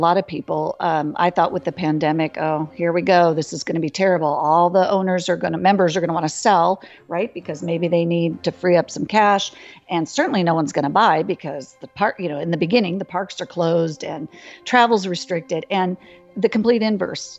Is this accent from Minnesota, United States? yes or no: no; California, United States; I grew up in California